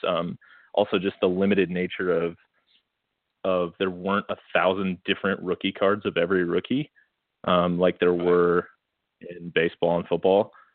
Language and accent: English; northern Iowa, United States; moved away; I was from from Northern Iowa all northern Iowa, not quite Minnesota, but close.